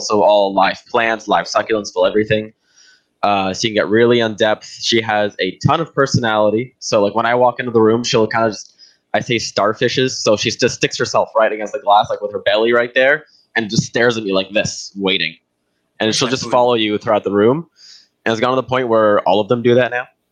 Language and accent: English; Brazil; now in Canada; I grew up in Brazil